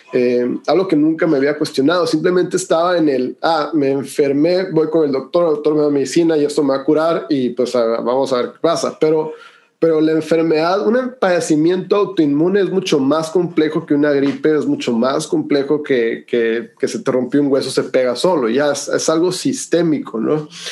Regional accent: Hermosillo, Sonora, Mexico; soy de Hermosillo, Sonora y, pues soy el quinto de una familia grande

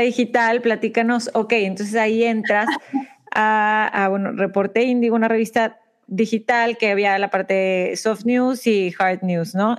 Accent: Mexico; moved away as an adult; now in United States; nosotros somos de México

